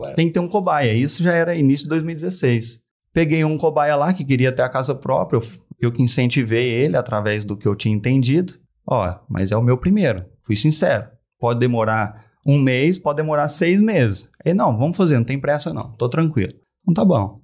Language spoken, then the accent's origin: Portuguese; Uberaba, Minas Gerais, Brazil; sou de Uberaba, Uberaba